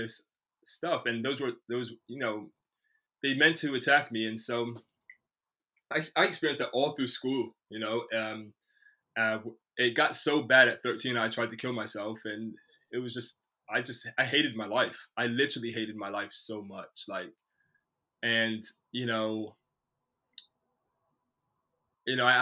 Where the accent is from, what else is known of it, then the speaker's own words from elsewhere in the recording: United States; now in Bristol, United Kingdom; I grew up in the States in the early 90s